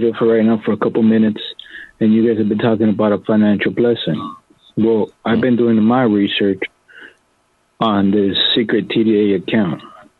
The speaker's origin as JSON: {"language": "English", "country": "United States", "tie": "born or raised there", "said": "I was born here in the United States"}